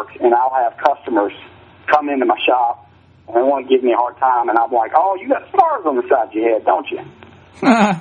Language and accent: English; Smithfield, Virginia, United States; I'm from Smithfield, Virginia. I'm from the Suffolk area.